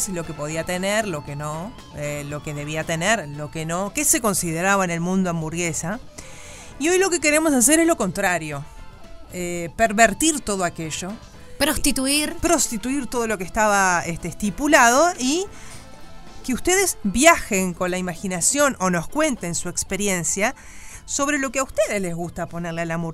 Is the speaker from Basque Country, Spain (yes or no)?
yes; Basque Country, Spain; A mí me picó y yo seguí porque soy vasca.